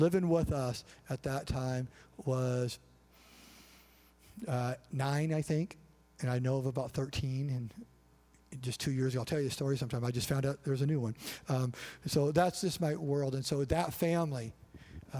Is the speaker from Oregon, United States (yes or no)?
no; Colville, Washington, United States; moved away as an adult; also born or lived in Orcas Island, Washington; We ended up moving back to our hometown, Colville, Washington.